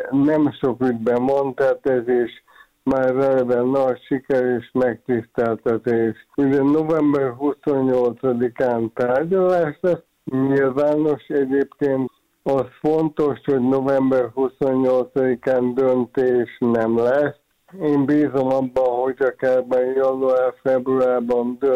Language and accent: Hungarian; Hungary